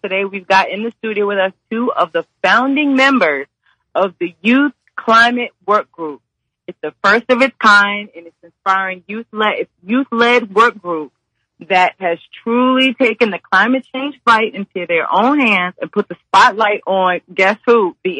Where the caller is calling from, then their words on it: Los Angeles, California, United States; I'm calling in from Los Angeles.